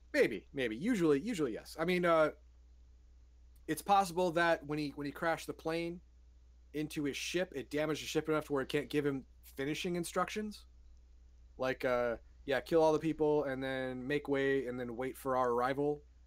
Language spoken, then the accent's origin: English; United States; I'm an American